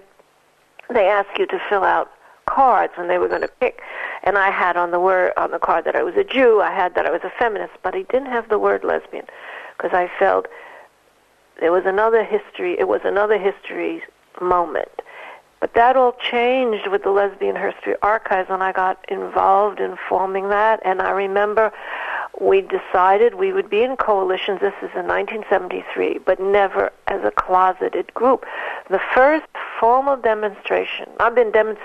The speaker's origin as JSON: {"language": "English", "town": "New York City", "region": "New York", "country": "United States", "tie": "born or raised there", "said": "Living in New York City, in the Bronx. I was born in the Bronx"}